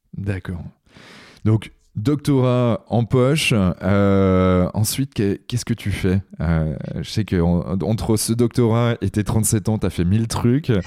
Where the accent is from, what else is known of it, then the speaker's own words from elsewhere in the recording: Brittany, France; Je suis un breton